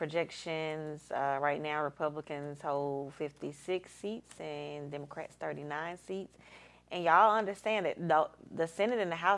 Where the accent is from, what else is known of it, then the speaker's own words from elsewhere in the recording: Alabama, United States; I'm from Alabama